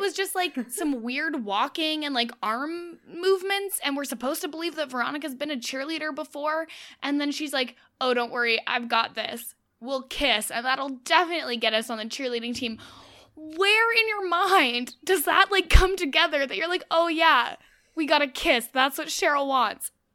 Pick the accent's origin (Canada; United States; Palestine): Canada; I'm Canadian